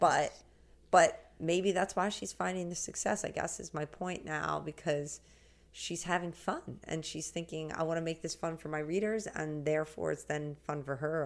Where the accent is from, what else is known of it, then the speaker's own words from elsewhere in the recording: the Hamptons, New York, United States; I grew up in the Hamptons by the beach. I still live here now